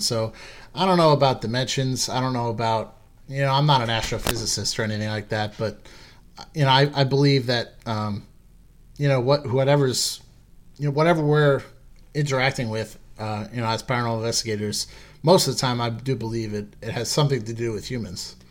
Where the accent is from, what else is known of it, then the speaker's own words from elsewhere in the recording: Long Island, New York, United States; I was born and raised on Long Island